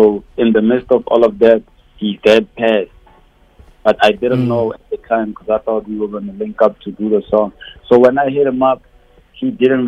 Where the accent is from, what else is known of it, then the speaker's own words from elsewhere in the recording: South Africa; as originally South African as I found, there's someone out there in South Africa who has to relate to like what I talk about on these songs